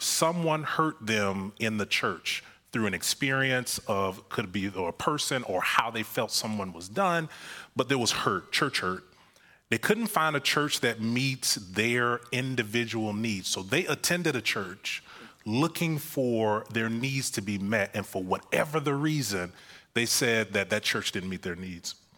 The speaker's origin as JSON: {"language": "English", "region": "Florida", "country": "United States", "moved": "yes", "said": "I'm from Florida"}